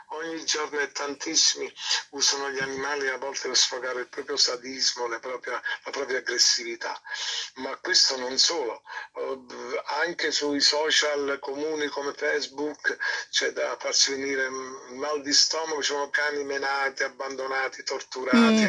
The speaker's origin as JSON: {"language": "Italian", "town": "Naples", "region": "Campania", "country": "Italy", "also_born_or_lived": "Rome", "said": "Napoli, la mia città"}